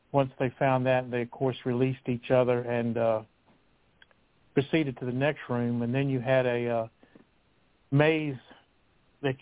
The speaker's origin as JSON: {"language": "English", "town": "Lynchburg", "region": "Virginia", "country": "United States", "tie": "born or raised there", "said": "growing up in Lynchburg"}